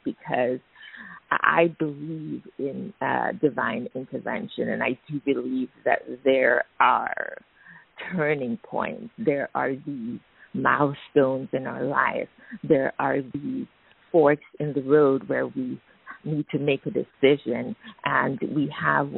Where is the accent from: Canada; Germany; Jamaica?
Jamaica; moved away as an adult; also born or lived in United States; I was born in Jamaica. I think I alluded to that earlier, and I grew up there, but I trained, as you stated, in the U.S.